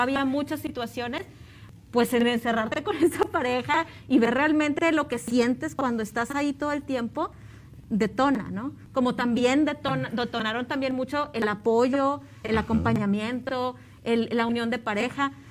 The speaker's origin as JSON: {"language": "Spanish", "town": "Montemorelos", "region": "Nuevo León", "country": "Mexico", "said": "yo soy de Montemorelos"}